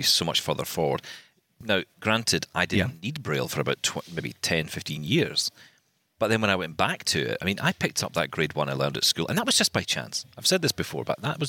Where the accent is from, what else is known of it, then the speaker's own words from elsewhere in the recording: Scotland, United Kingdom; I'm Scottish